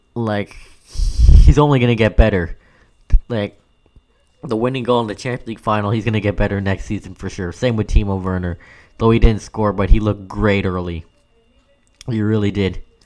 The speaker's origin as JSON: {"language": "English", "country": "Canada", "said": "I know I'm Canadian"}